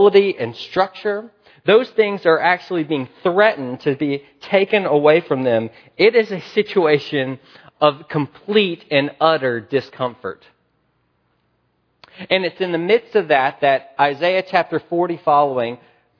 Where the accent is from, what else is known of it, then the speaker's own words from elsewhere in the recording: the South, United States; I grew up in the South. We were kind of rednecks